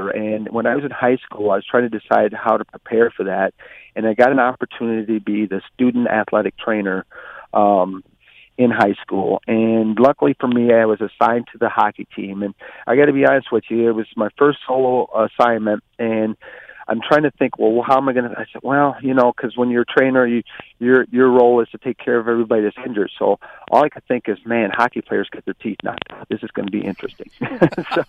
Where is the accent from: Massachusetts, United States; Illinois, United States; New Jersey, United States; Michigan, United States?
Michigan, United States; Flint; In Flint, it's quite an urbanized community, and when I was growing up, the normal games were football and basketball